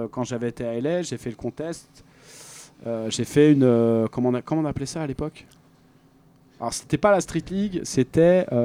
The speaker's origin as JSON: {"language": "French", "country": "France", "said": "j'étais français."}